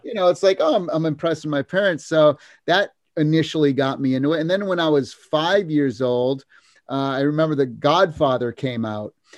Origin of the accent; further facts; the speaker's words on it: Massachusetts, United States; moved away as an adult; now in California, United States; I grew up in Massachusetts